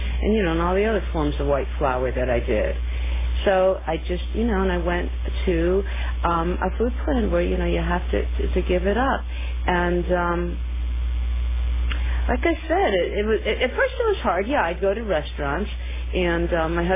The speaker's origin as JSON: {"language": "English", "town": "New York City", "region": "New York", "country": "United States", "moved": "yes", "lives_now": "California, United States", "said": "I come from New York State, and, you know, New York City"}